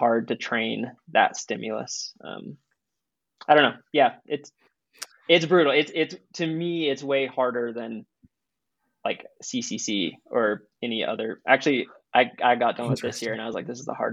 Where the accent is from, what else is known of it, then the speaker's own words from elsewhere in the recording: East Coast, United States; now in Boulder, United States; I'm from the East Coast